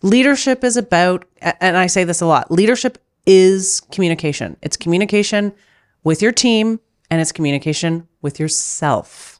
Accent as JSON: {"language": "English", "country": "Canada", "moved": "yes", "lives_now": "Germany", "said": "I'm Canadian, as you know. I live in Germany"}